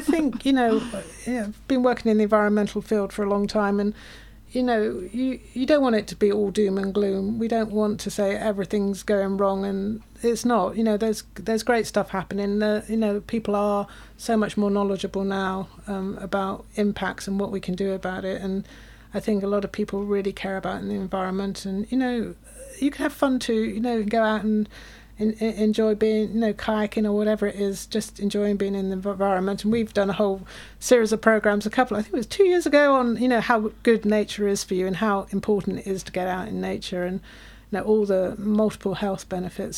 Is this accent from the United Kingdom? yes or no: yes; United Kingdom; now in Cortes Island, Canada; you can hear my accent. Come, I come from the UK.